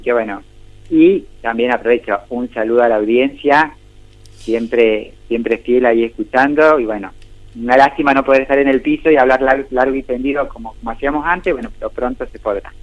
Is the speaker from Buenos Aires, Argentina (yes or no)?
no; Maipú, Mendoza, Argentina; Yo nací aquí en Maipú, en Mendoza, en Argentina